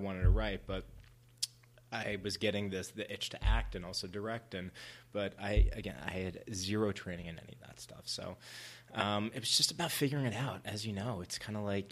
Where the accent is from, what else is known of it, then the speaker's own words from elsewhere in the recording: New York, United States; moved away as an adult; now in Los Angeles, United States; growing up in New York, I didn't have any like filmmaker connections